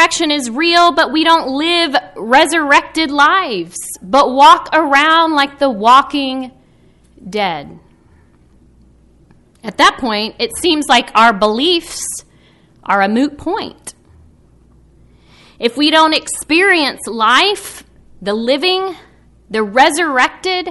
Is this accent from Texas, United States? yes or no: yes; Texas, United States; moved away; Growing up in Texas